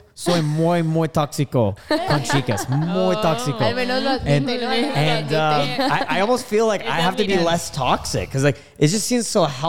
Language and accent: English; Canada; I'm from Canada.